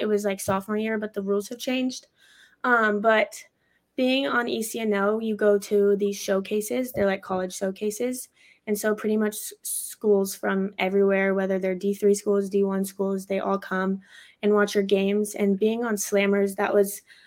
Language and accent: English; Orange County, California, United States; moved away as an adult; also born or lived in Albuquerque, New Mexico; now in Boise, United States; My parents right now are in Orange County. That's where I really grew up. I started fourth grade there